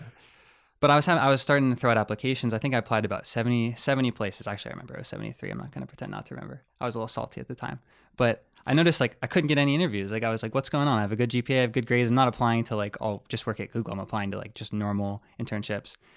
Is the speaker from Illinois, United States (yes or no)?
no; Harrisburg, Pennsylvania, United States; I'm from Harrisburg, Pennsylvania, which is, like, ninety miles west.